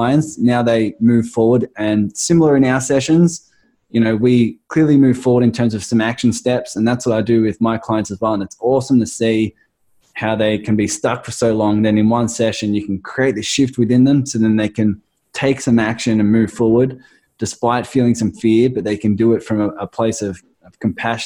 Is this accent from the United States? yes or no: no; Australia; accent: Australian; my crazy Australian accent